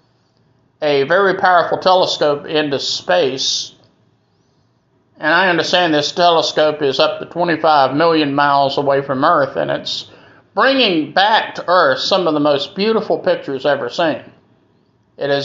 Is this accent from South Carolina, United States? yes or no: yes; Greenville, South Carolina, United States; here in Greenville, South Carolina, my hometown